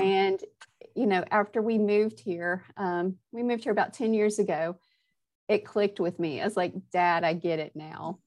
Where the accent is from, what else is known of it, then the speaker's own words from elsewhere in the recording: Nashville, Tennessee, United States; moved away as an adult; also born or lived in Birmingham, Alabama / Atlanta, Georgia; now in Exeter, United States; i grew up i was grew up in nashville tennessee